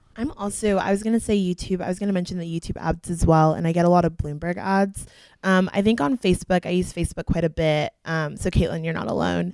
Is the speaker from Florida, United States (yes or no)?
yes; Fort Myers, Florida, United States; I'm a junior from Fort Myers, Florida